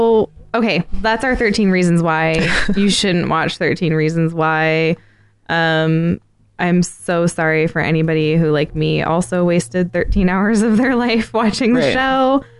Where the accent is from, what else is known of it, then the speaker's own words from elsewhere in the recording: United States; I'm from America. It's Dvorak.